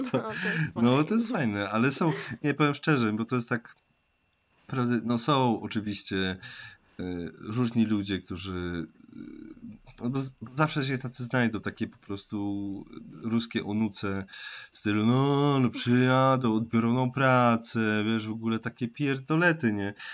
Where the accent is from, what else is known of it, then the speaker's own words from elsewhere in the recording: Tarnowskie Góry, Silesian Voivodeship, Poland; dumny tak naprawdę z Tarnogórzan, jak już ogólnie jestem dumny no z Polaków